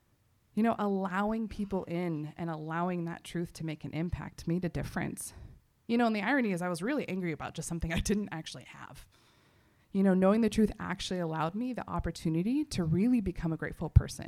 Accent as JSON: {"language": "English", "region": "Texas", "country": "United States", "said": "I'm from Texas"}